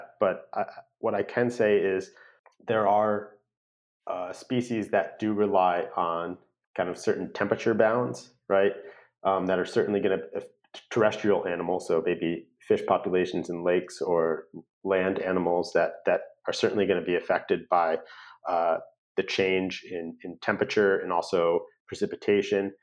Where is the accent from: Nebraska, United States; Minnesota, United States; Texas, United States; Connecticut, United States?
Connecticut, United States; now in California, United States; I'm from Connecticut